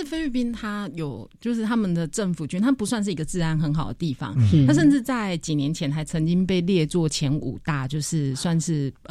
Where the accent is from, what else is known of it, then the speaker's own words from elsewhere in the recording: Taiwan; 我台湾来的。